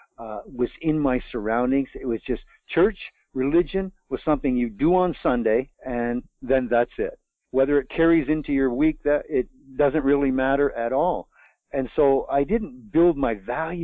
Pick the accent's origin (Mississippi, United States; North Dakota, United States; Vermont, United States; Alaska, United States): Vermont, United States; I'm a Vermonter. I was born in Vermont, raised in Vermont